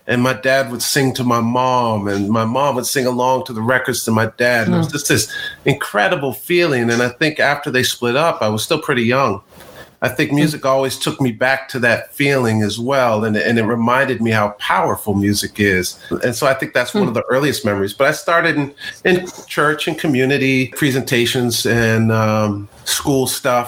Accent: Claremont, California, United States; also born or lived in Pasadena, California / Los Angeles, California; I was born in Pasadena, lived there until I was around 8 or 9, and then moved to a little town called Claremont, where I was until I graduated high school

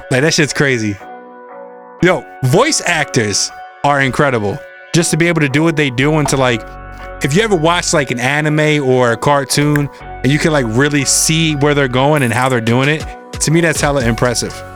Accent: East Coast, United States; I'm from the East Coast

